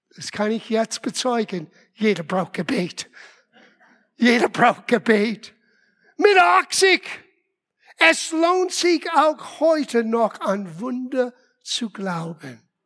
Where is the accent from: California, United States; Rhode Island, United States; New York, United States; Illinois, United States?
Rhode Island, United States; first language English; German is a second language; moved away as an adult; also born or lived in Los Angeles; now in Germany; von Los Angeles nach Rhode Island, meiner Heimat, wieder umgezogen.